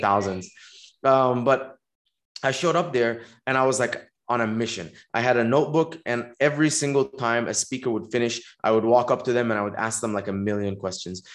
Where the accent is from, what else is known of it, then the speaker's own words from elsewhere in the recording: Dubai, United Arab Emirates; moved away as an adult; also born or lived in Egypt; now in Los Angeles, United States; I was born in Egypt. I grew up in Dubai, um, spent uh, 18 years there, and then uh, I came to America to go to college.